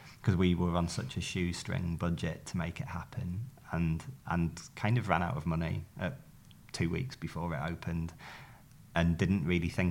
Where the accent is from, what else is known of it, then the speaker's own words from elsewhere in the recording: Darlington, North East England, United Kingdom; now in London, United Kingdom; my hometown, and no one leaves Darlington really